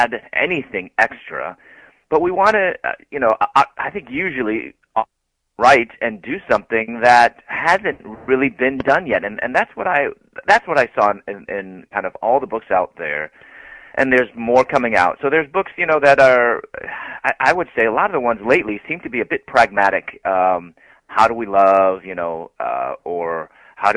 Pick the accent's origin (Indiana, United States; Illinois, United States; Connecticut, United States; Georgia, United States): Illinois, United States; Chicago; moved away as an adult; also born or lived in Louisville, Kentucky; I'm from Chicago, and I moved to Louisville, Kentucky to go to graduate school